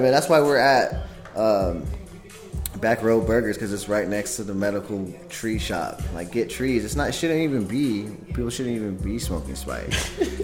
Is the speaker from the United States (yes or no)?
yes; California, United States; moved away; I'm not from here. I'm from California, or I was originally grew up in California